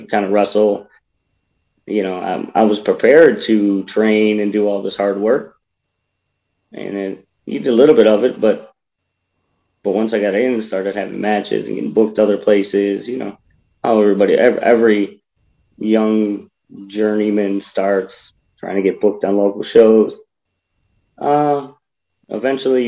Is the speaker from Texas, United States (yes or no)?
no; Buffalo, New York, United States; I live in Buffalo. I'm from Buffalo